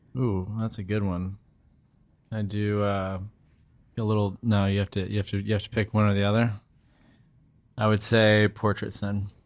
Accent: St. Louis, Missouri, United States; moved away; also born or lived in Cincinnati, Ohio; I grew up in Saint Louis, Missouri.

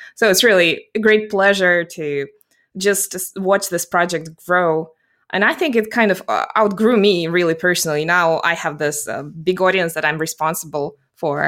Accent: Russia; English is a second language; also born or lived in South Carolina / New York City; I'm based geographically in Russia, and I'm actually Russian by origin

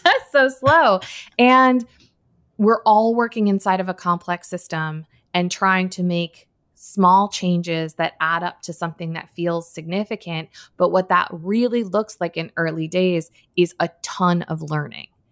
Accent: Darien, Connecticut, United States; I grew up in Connecticut, in a town called Darien

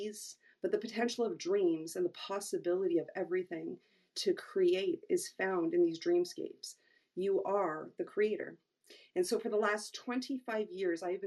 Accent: Toronto, Ontario, Canada; I hail from Toronto, Ontario, Canada

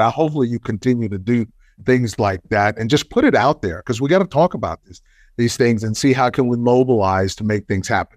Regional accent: Texas, United States; I'm from Texas.

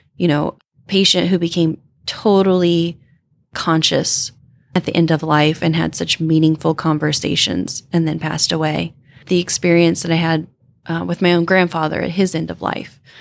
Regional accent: Indiana, United States; Grew up in the Bible Belt. You know, I grew up in Indiana

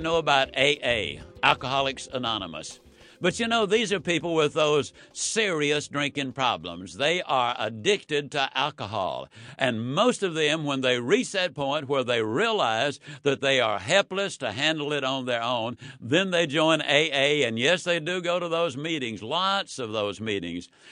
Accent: Yazoo City, Mississippi, United States; When I was a child, I was raised in Yazoo City, Mississippi.

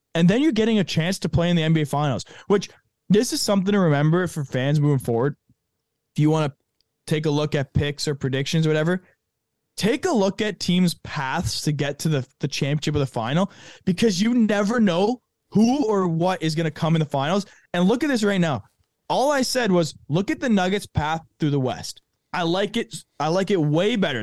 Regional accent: Canada; a Canadian

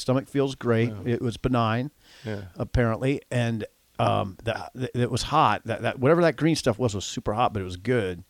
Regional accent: Columbus, Nebraska, United States; Corey's from Columbus. We're both from Columbus.

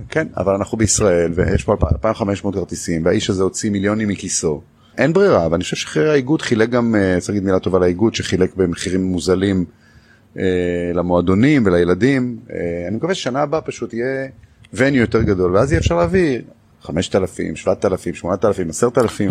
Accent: Israel; אנחנו ככה אנחנו ישראלים

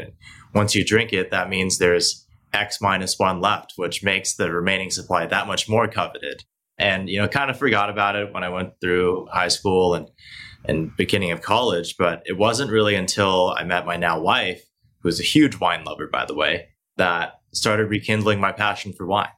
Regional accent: Hong Kong; also born or lived in Beijing, China; now in United States; I was born here in the states, but I actually grew up primarily in Asia. So I grew up in Hong Kong in Beijing

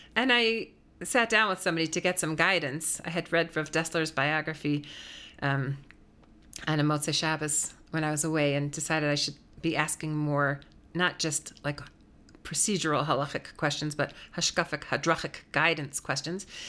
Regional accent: Wisconsin, United States; also born or lived in New York area; now in Denver, United States; I was from Wisconsin

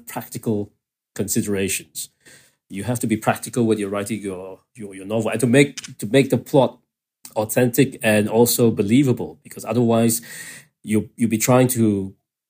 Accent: Kuala Lumpur, Malaysia; I was growing up in Kuala Lumpur

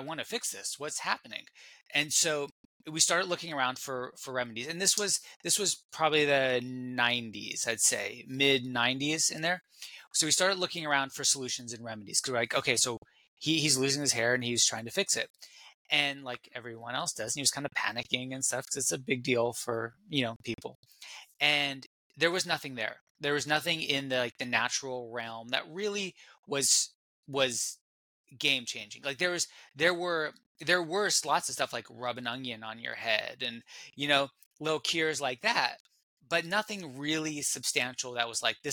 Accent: California, United States; I'm from California. I'm still in California, and growing up in California

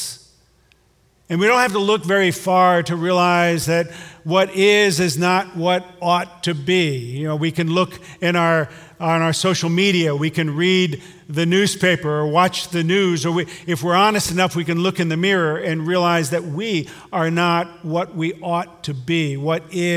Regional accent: Hudson, Ohio, United States; I'm from Hudson

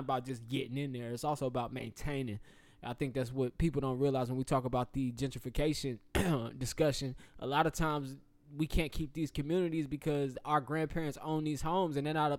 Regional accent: the South, United States; Me being a Southerner

